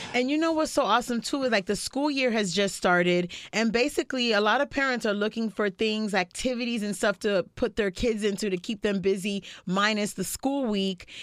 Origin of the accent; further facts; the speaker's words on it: North Miami, Florida, United States; I grew up in North Miami